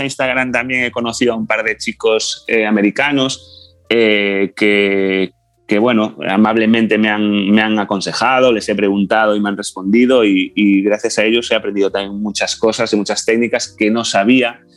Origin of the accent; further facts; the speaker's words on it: A Coruña, Galicia, Spain; soy de La Coruña, voy a cumplir 40 años.